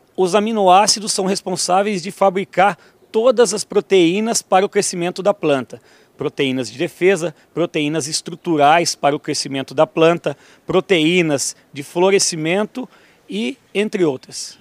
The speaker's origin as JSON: {"language": "Portuguese", "country": "Brazil", "tie": "born or raised there", "also_born_or_lived": "Toledo", "said": "Eu nasci em Tupanci"}